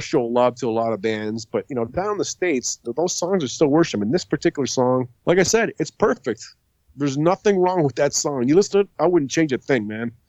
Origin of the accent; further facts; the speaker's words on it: St. Catharines, Ontario, Canada; also born or lived in Sault Ste. Marie, Ontario / Niagara Falls, Ontario; I was born in Sault Ste. Marie, very close to where you were born, mm-hmm. but I grew up in Niagara Falls and St. Catharines